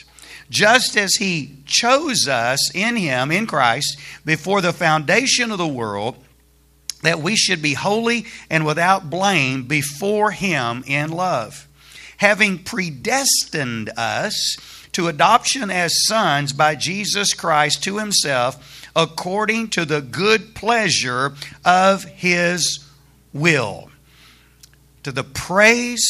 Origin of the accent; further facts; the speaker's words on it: Alabama, United States; moved away as an adult; also born or lived in Dallas, Texas; now in Texas, United States; I'm not a native Texan. I grew up in Alabama.